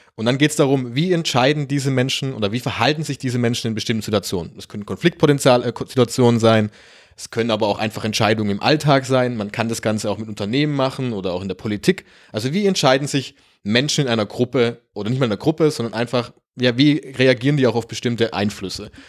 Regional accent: Germany; wir kommen beide aus Deutschland

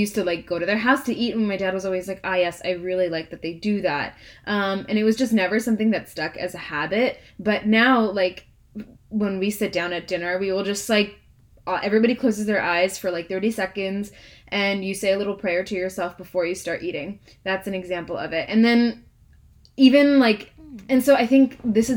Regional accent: United States; as Indian Americans

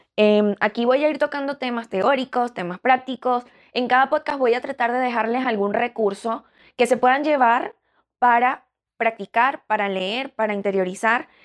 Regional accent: Venezuela; now in Chicago, United States; en Venezuela, eh, que es de donde yo soy

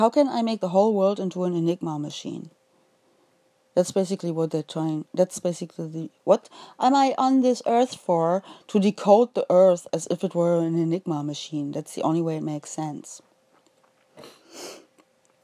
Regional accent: Osnabrück, Lower Saxony, Germany; I was born in Osnabrück.

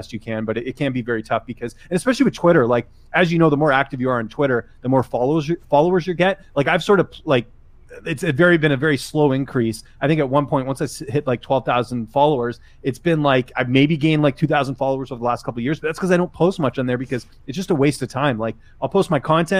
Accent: Vancouver, British Columbia, Canada; moved away as an adult; also born or lived in Ottawa / Toronto; I grew up in Vancouver

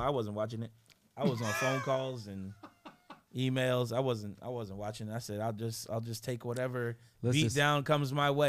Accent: Seattle, Washington, United States; I'm from Seattle

